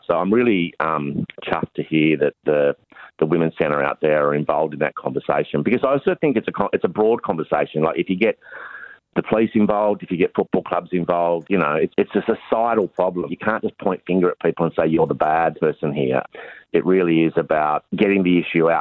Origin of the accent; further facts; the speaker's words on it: Launceston, Tasmania, Australia; I grew up in Launceston, Tasmania